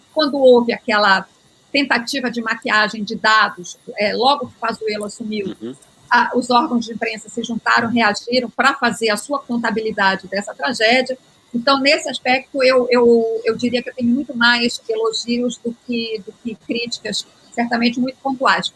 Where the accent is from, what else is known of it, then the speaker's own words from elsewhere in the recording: Belém, Pará, Brazil; moved away; also born or lived in Rio de Janeiro / Brasília; Eu sou paraense, estou fora de Belém há mais de 30 anos.